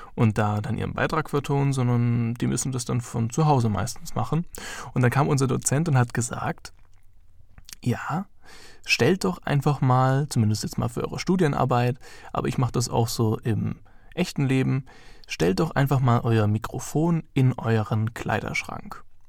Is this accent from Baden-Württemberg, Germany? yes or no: yes; Heidenheim, Baden-Württemberg, Germany; moved away as an adult; now in Ansbach, Germany; ich komme ursprünglich aus Heidenheim und bin jetzt nach Ansbach gezogen